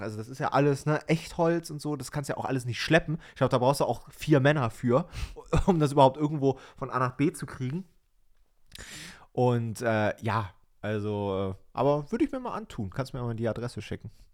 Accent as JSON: {"language": "German", "region": "East Germany", "country": "Germany", "tie": "born or raised there", "said": "ich bin ja in Ostdeutschland geboren, ne? also ehemalige DDR sozusagen"}